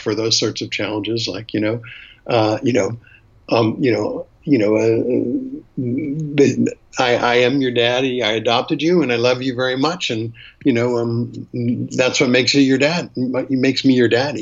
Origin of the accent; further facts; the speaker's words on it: Boston, Massachusetts, United States; I'm from call it white family, from Boston